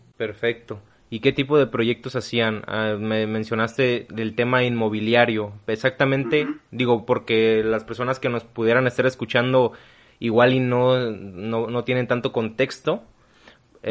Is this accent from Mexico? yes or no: yes; Mexico; Yo nunca he salido del país, yo no, nunca he salido de México